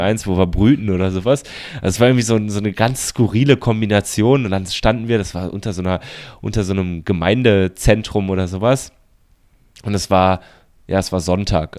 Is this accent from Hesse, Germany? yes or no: no; Baden-Württemberg, Germany; moved away; in dem Landkreis, wo ich, wo ich herkomme.